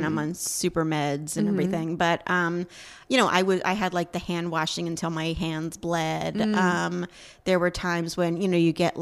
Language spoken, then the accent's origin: English; New Jersey, United States; moved away as an adult; also born or lived in New York City; I was from New Jersey